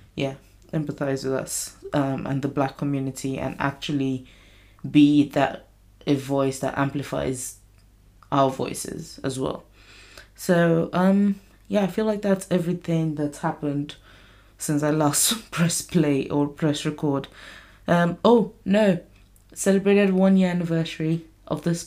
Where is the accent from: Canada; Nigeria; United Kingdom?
Nigeria; moved away; I grew up in Nigeria.